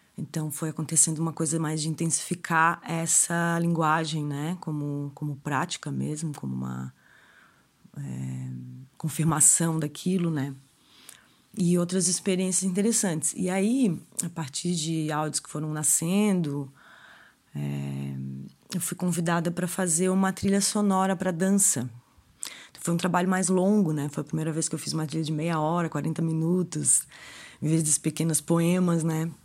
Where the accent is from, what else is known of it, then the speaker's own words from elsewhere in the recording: Florianópolis, Santa Catarina, Brazil; also born or lived in Araranguá, Santa Catarina; Eu nasci em Araranguá, Santa Catarina, mas resido em Florianópolis já desde pequena.